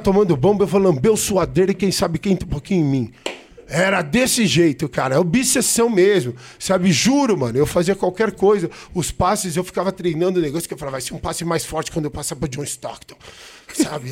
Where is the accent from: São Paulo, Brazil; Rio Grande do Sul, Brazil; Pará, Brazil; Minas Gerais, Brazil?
São Paulo, Brazil; sou paulista, sou paulistano, nascido na Avenida Paulista